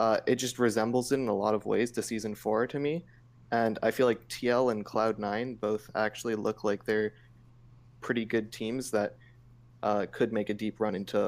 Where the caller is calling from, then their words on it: Santa Monica, California, United States; Santa Monica, California.